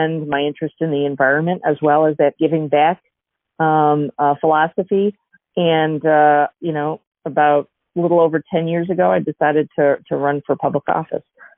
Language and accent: English; Chicago, Illinois, United States; So I live in Chicago. I grew up in Chicago